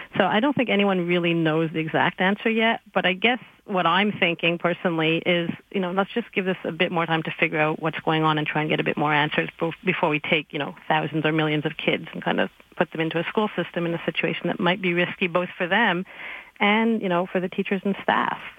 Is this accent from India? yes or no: no; Quebec, Canada; I'm from Quebec